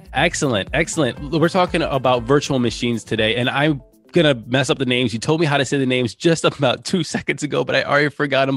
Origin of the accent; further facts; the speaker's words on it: United States; I'm American